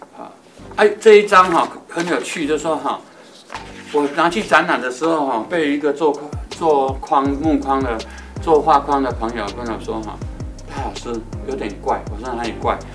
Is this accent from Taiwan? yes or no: yes; Taiwan; moved away; 我来自于海边，当我六十岁，呃，以后回自己的故乡